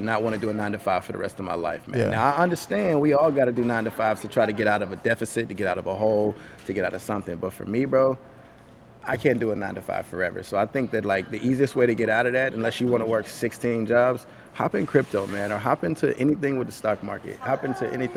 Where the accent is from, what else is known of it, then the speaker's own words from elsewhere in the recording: Nashville, Tennessee, United States; also born or lived in Gallatin, Tennessee / Hendersonville, Tennessee; I grew up in South Nashville, where I went to a school, Fall Hamilton.